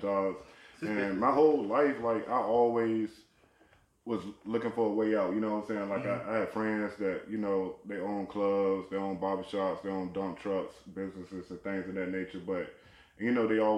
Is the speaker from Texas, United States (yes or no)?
no; Virginia, United States; I'm from Virginia